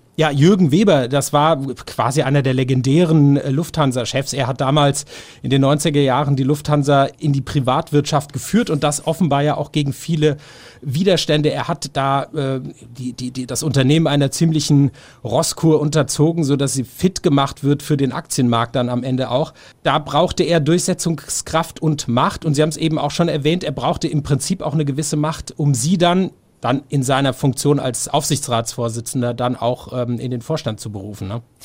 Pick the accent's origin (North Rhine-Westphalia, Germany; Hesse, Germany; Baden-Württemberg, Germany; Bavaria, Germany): Baden-Württemberg, Germany; Swabia; Ich komme aus Schwabenland